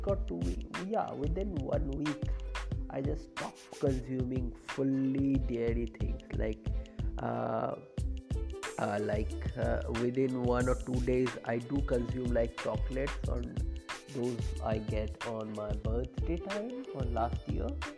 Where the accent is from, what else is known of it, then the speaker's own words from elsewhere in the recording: a place far from Kolkata, West Bengal, India; I'm belonging from the distant part of far away from Kolkata. So this place, my hometown, is basically famous for sweet curd